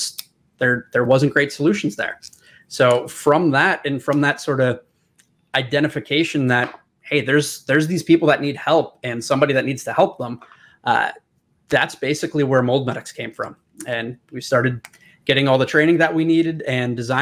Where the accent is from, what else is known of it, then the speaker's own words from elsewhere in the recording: Pennsylvania, United States; Born and raised